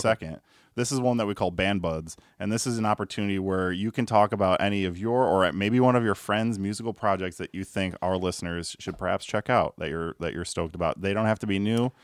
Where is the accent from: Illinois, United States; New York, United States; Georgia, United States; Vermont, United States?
Illinois, United States; Chicago; I grew up on the South Side of Chicago